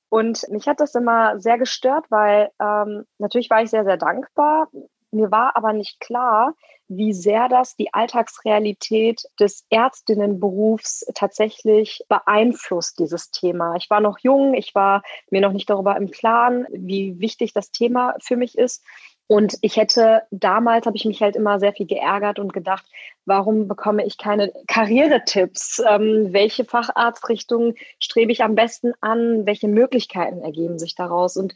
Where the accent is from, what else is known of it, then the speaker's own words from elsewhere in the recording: West Germany, Germany; also born or lived in Leipzig; Ja, ich bin als Westdeutsche mit türkischem Migrationshintergrund als Frau nach.